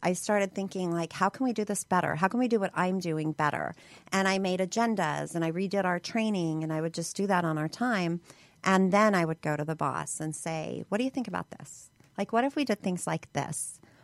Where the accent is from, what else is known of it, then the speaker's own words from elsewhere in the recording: Hammond, Indiana, United States; now in Utah, United States; I was born outside of Chicago